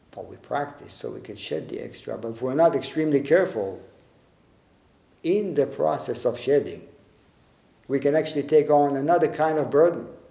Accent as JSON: {"language": "English", "town": "Tel Aviv", "region": "Tel Aviv District", "country": "Israel", "tie": "born or raised there", "also_born_or_lived": "a village surrounded by orange groves", "said": "when I was in eighth grade, we moved from Tel Aviv, from the city, to a small, a smaller village surrounded by orange groves."}